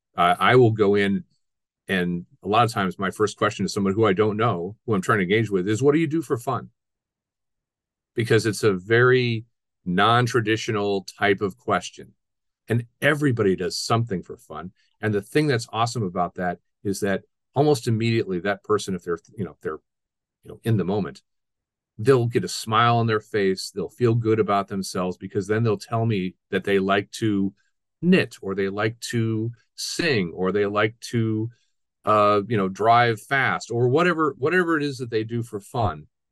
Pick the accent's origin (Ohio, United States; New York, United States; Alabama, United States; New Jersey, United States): Ohio, United States; also born or lived in South Florida / Miami / Milwaukee; now in Wisconsin, United States; I'm originally from Ohio